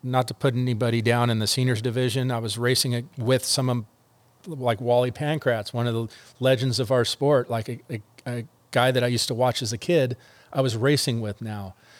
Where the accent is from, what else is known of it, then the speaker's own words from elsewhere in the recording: El Segundo, California, United States; moving to El Segundo, my hometown